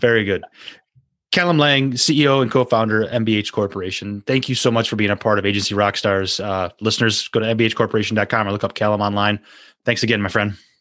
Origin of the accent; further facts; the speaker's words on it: United States; as an American